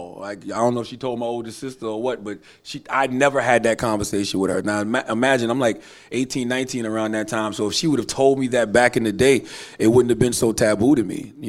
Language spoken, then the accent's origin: English; the South, United States; You know, I'm from the South, so I grew up around great therapists who needed therapists themselves.